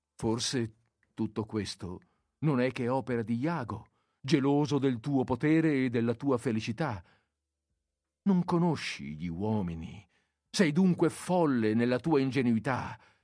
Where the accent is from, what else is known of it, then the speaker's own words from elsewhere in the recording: Veneto, Italy; dalle nostre parti, nel Veneto